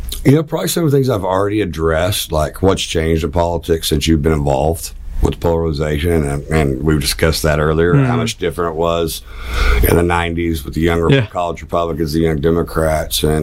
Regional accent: Oklahoma, United States; I'm from Oklahoma

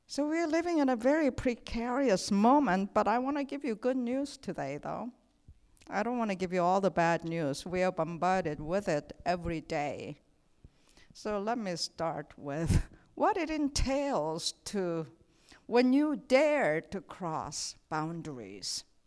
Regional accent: South Korea; moved away as an adult; also born or lived in Saint Paul, Minnesota; I come from Korea

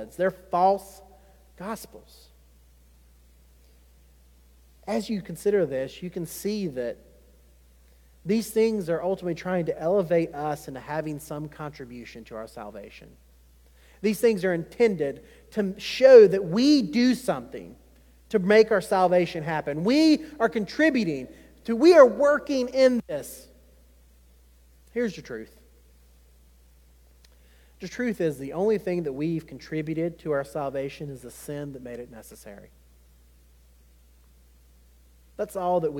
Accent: Chesterfield, South Carolina, United States; growing up in Chesterfield, South Carolina.

